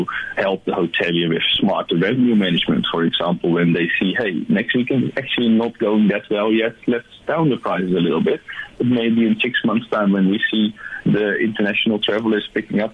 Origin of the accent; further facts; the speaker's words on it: Netherlands; now in South Africa; You can hear I'm from the Netherlands, or I don't know if you could hear it, but I'm from a different country. I immigrated here.